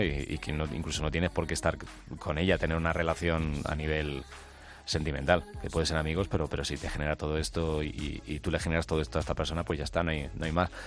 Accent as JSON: {"language": "Spanish", "town": "Alcalá", "country": "Spain", "said": "Yo soy de Alcalá"}